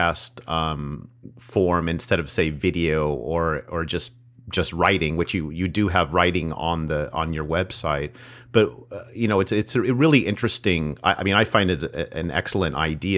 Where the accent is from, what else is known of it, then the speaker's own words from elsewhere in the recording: California, United States; I grew up in California, so trains were really a novelty